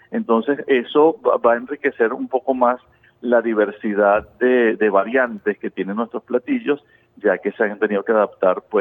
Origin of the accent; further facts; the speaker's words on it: Venezuela; Y en nuestros hogares nos hemos acostumbrado a que generalmente somos, los venezolanos son generosos con el tema de la comida.